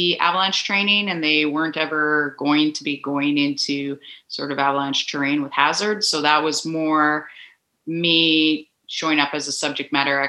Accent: Invermere, British Columbia, Canada; I grew up in Invermere, BC, which is quite close to the Alberta border in the Purcell Mountains.

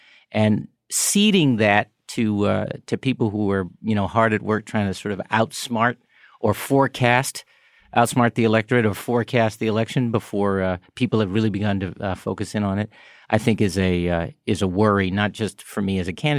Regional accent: Chicago, Illinois, United States; the experience of growing up on the South Side of Chicago with other Black people and that I had and neighborhoods like it

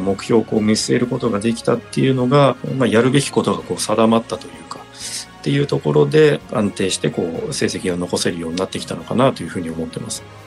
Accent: Chiba, Japan; 地元の千葉で日本選手権がありましてで

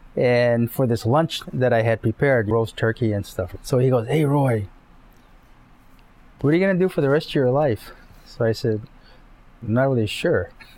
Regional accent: Japan; I was born and raised in Japan on an army base, U.S. Army base. So I was brought up a lot of GIs, military family.

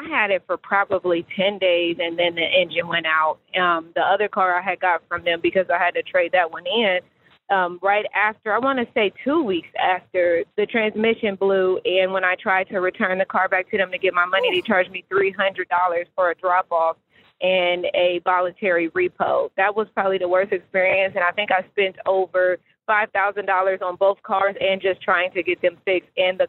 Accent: Columbus, Ohio, United States; I'm from Columbus, Ohio, by the way.

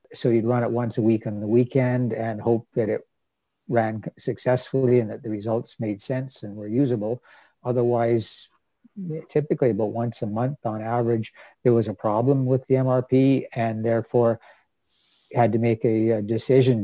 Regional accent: Vancouver, British Columbia, Canada; I grew up in Vancouver, BC, and actually grew up fairly close to the UBC campus

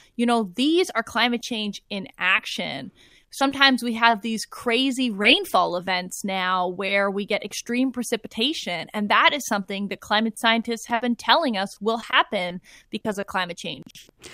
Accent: Toronto, Ontario, Canada; now in Santa Barbara, United States; I grew up in North York, uh, in Don Mills specifically

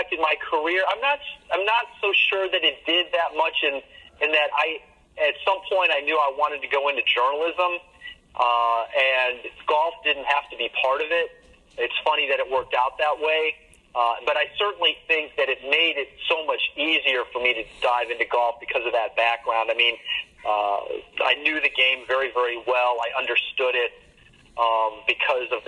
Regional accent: Chicago, Illinois, United States; also born or lived in Indiana; I grew up in Chicago

